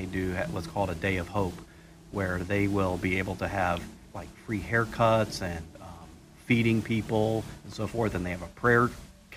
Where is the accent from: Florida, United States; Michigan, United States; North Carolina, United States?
Florida, United States; now in Myrtle Beach, United States; I grew up in Florida